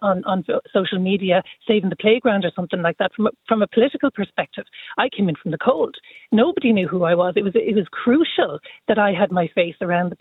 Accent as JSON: {"language": "English", "town": "Athenry", "region": "Connacht", "country": "Ireland", "said": "I'm from Athenry"}